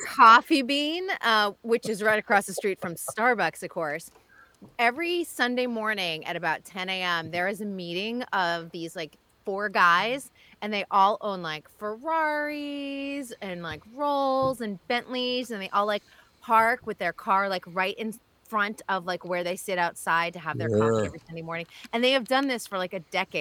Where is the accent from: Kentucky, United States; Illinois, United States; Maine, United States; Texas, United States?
Maine, United States; I'm a lobster expert growing up in Maine